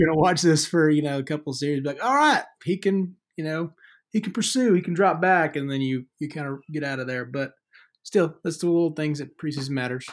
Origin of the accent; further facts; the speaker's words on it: Deep South, United States; Growing up in the Deep South